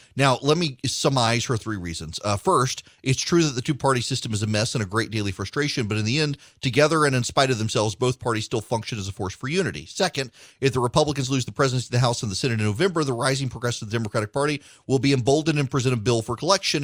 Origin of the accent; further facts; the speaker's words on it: Louisiana, United States; also born or lived in middle Georgia; now in Georgia, United States; I'm from Louisiana